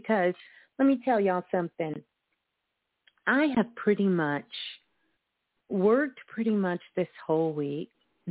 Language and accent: English; Brooklyn, New York, United States; my hometown. Brooklyn in the house